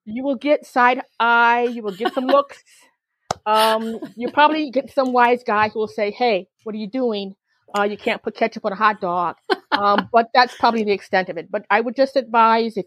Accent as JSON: {"language": "English", "town": "Chicago", "region": "Illinois", "country": "United States", "said": "I'm from Chicago, so we've got our own hot dog"}